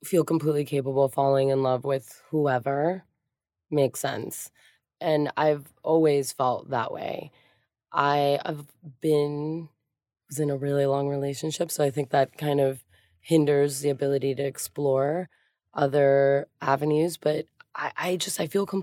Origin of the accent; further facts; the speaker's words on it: Miami, Florida, United States; also born or lived in Hialeah, Florida; I grew up in Miami and Hialeah